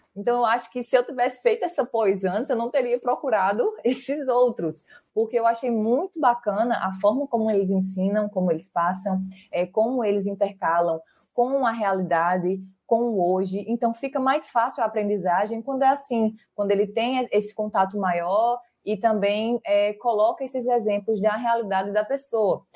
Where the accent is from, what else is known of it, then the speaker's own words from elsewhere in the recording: Barra de Santa Rosa, Paraíba, Brazil; sou do interior da Paraíba, de Barra de Santa Rosa